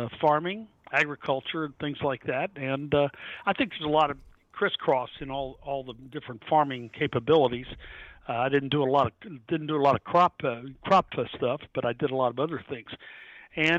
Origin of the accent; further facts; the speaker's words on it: United States; I grew up around River Downs